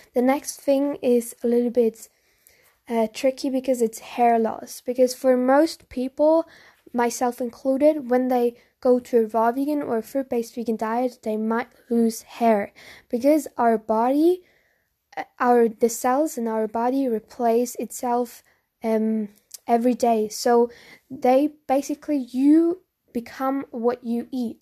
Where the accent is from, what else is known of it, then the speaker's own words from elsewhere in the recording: Germany; I'm from Germany